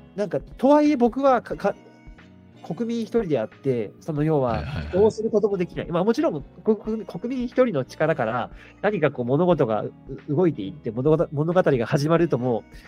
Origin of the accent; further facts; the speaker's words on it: Toyama, Japan; 僕は富山県出身なので